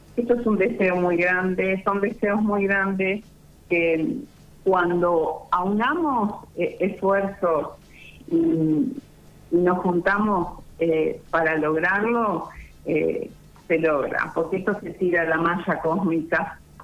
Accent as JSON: {"language": "Spanish", "town": "Bordenave", "region": "Buenos Aires Province", "country": "Argentina", "tie": "born or raised there", "said": "yo nací en Bordenave"}